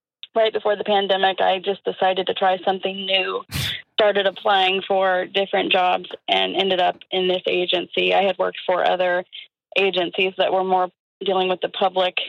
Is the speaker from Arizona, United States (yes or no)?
no; Columbus, Ohio, United States; I still live where I grew up, in the same town